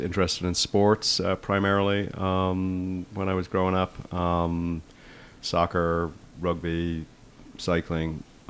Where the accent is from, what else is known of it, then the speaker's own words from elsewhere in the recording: Dublin, Leinster, Ireland; now in New York City, United States; I grew up in Dublin, Ireland